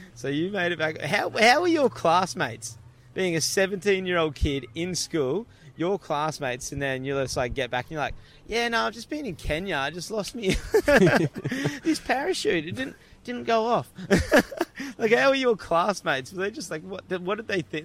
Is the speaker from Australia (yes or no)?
yes; Gold Coast, Queensland, Australia; I grew up on the Gold Coast